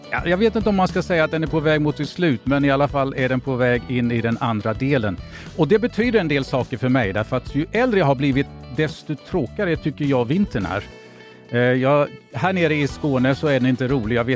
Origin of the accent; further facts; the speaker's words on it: Finland; Nej, jag är finlandssvensk.